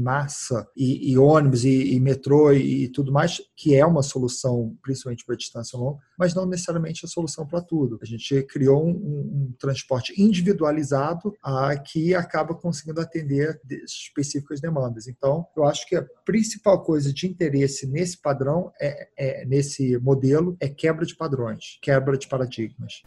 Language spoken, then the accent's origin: Portuguese; United States; Portuguese is a second language; moved away as an adult; also born or lived in Brazil / England; eu cresci nos Estados Unidos, fui, eu nasci no Brasil, fui morar nos Estados Unidos com 5 anos de idade e voltei para o Brasil em 2002